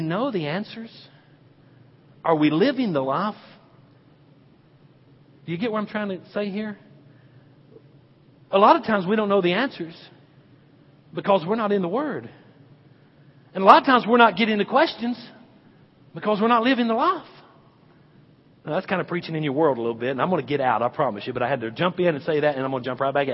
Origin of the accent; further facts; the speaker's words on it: the South, United States; I grew up in the South